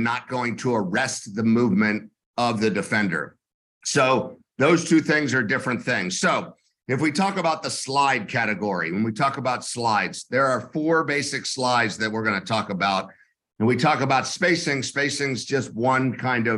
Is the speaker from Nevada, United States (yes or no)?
no; Tampa, Florida, United States; I am from Tampa, Florida.